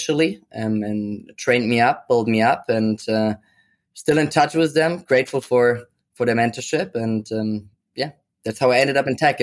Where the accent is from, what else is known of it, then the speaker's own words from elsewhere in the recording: Germany; moved away as an adult; now in New York, United States; I'm originally from Germany, grew up there